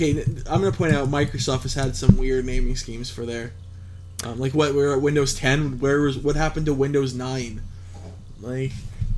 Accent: Canada; we're Canadian

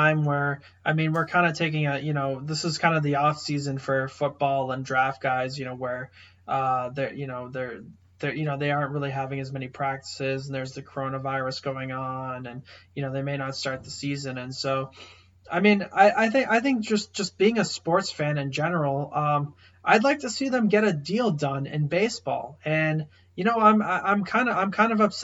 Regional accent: outside of Boston, Massachusetts, United States; I grew up outside of Boston

